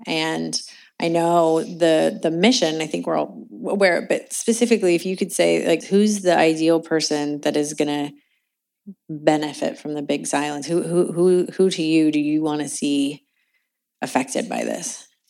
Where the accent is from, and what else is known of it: Indianapolis, Indiana, United States; born or raised there; moved away as an adult; also born or lived in California